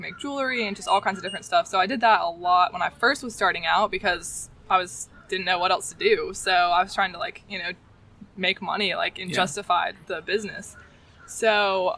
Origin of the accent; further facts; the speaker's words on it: Crystal Coast, North Carolina, United States; this is my hometown, I grew up here